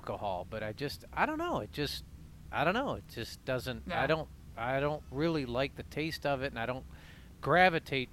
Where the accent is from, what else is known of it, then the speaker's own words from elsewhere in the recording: Ohio, United States; Growing up in Ohio, I remember people would go up to Windsor